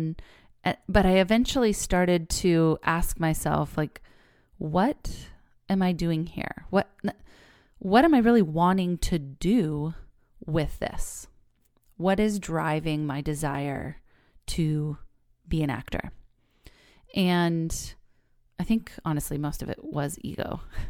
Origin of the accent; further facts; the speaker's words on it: California, United States; also born or lived in New York; So I am a fifth generation Californian. I was born here in the Bay Area and was raised here. I went away to college in New York, but I've lived every other years of my life here in California.